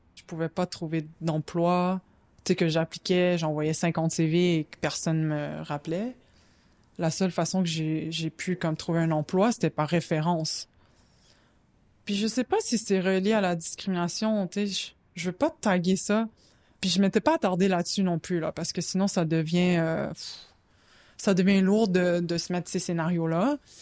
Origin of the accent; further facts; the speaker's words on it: Montreal, Quebec, Canada; je suis née à Montréal